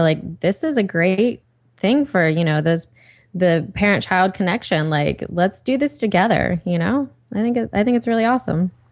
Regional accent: Ohio, United States; now in Los Angeles, United States; Liz and I, we're both from Ohio

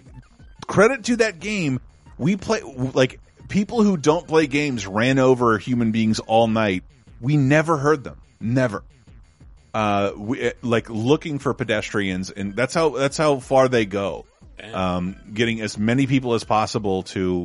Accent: Florida, United States; moved away; also born or lived in San Francisco; Growing up in Florida is weird

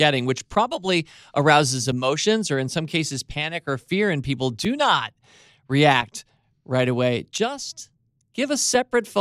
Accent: Washington, District of Columbia, United States; We grew up in Georgetown

